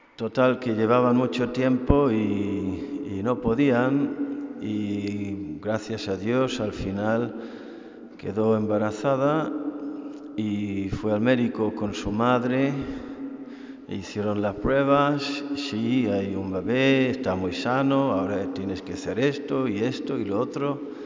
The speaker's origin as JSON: {"language": "Spanish", "country": "Ireland", "moved": "yes", "lives_now": "Spain"}